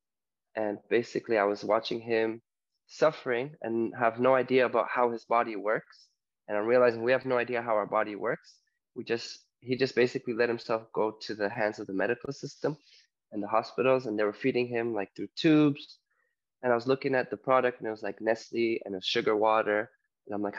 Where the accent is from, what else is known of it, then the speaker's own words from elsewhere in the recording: Toronto, Ontario, Canada; moved away as an adult; also born or lived in Poland; now in Mallorca, Spain; originally from Poland, but I grew up in Toronto, Ontario, Canada. And right now I'm living in Mallorca, Spain